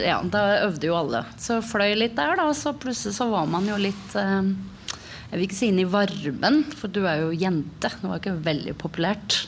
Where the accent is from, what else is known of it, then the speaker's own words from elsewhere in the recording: Oslo, Norway; Jeg vokste opp på Tveita.